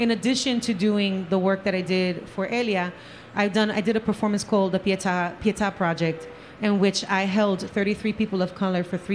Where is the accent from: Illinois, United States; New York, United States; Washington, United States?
New York, United States; New York City; now in Orlando, United States; by my accent, I kind of come from the Bronx